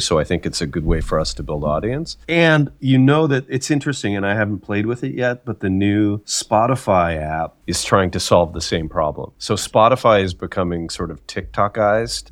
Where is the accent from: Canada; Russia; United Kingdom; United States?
Canada; I'm Canadian